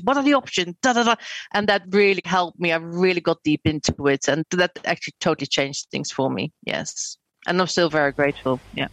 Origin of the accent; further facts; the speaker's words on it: Netherlands; moved away as an adult; now in United Kingdom; I'm actually Dutch.